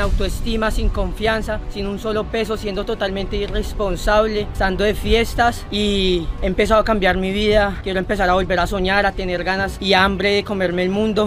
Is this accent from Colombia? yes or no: yes; Colombia; now in United States; soy de Colombia, llevo un año en Estados Unidos